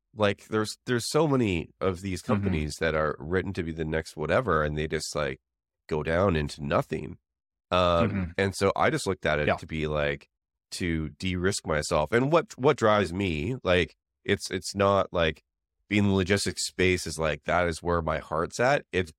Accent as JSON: {"language": "English", "country": "Canada", "moved": "yes", "lives_now": "San Francisco, United States", "said": "It's the same reason that I moved to the Bay Area from Canada."}